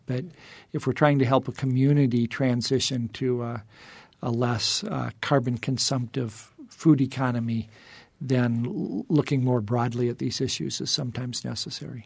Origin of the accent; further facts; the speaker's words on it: Indiana Dunes, United States; now in Arizona, United States; I grew up in the Indiana dunes